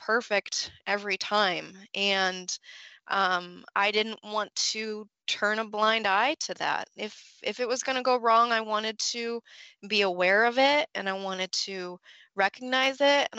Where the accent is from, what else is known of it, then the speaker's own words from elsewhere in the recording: Colorado, United States; moved away as an adult; also born or lived in Fort Collins, Colorado; now in Georgia, United States; I grew up in Colorado